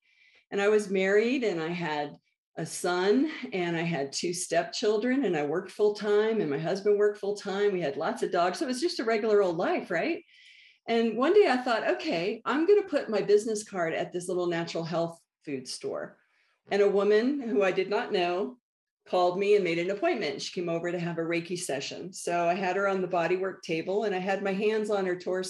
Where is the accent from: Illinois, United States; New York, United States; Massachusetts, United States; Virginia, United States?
Virginia, United States; Northern; moved away as an adult; also born or lived in Washington, D.C. / Colorado; now in Santa Fe, United States; born in DC, raised in Northern Virginia